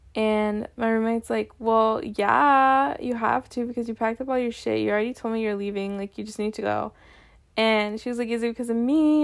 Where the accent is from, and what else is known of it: North Dakota, United States; born or raised there